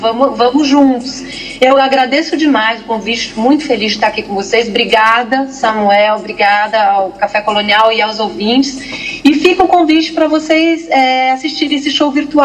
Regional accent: São Paulo, Brazil; sou paulistana e estou aqui, enfurnada aqui

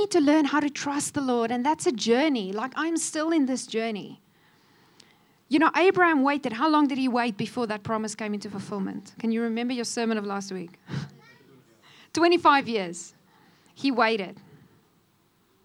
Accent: South Africa; moved away as an adult; also born or lived in Cape Town; now in Namibia; I was from South Africa

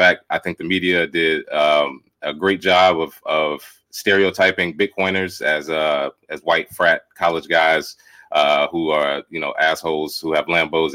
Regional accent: Charlotte, North Carolina, United States; moved away as an adult; now in Los Angeles, United States; I'm originally from Charlotte, North Carolina

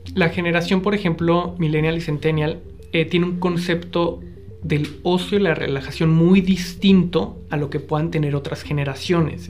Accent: northern Mexico, Mexico; Yo crecí en el norte de México, soy norteño

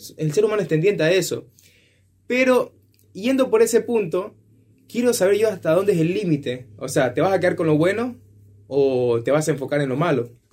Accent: Ecuador; now in Argentina; yo vengo de Ecuador

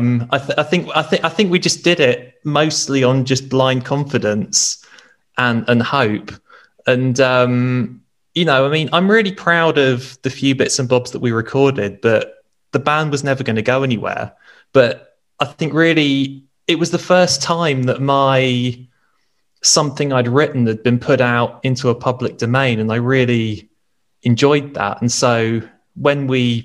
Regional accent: Guildford, South East England, United Kingdom; moved away as an adult; now in Nottingham, United Kingdom; I've lived in Nottingham since I was 20. I'm originally from Guildford, which is down south

